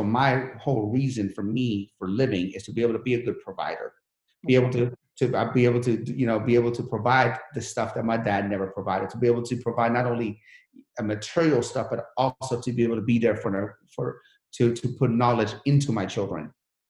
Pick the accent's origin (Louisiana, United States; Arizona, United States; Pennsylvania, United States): Pennsylvania, United States; Sharon; You know, remember, I come from Sharon, PA. Sharon, PA, if you made $2,000-$3,000 a month, you're balling. Now I'm here with a Sharon, Pennsylvania mentality.